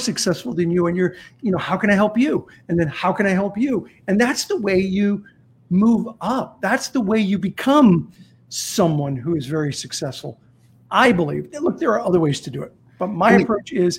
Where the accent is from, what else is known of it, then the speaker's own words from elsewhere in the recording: Azusa, California, United States; also born or lived in South Central LA; I grew up in Azusa, California